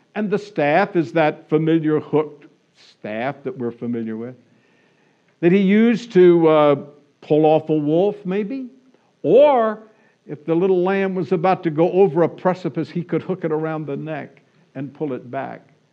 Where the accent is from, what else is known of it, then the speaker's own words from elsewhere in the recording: Florida, United States; now in California, United States; I grew up in Florida